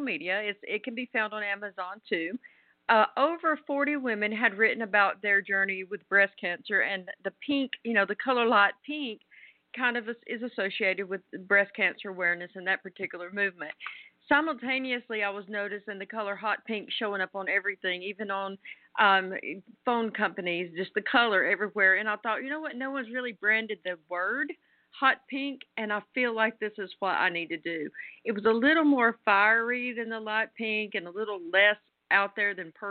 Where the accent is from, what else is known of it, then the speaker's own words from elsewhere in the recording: the South, United States; as a Southerner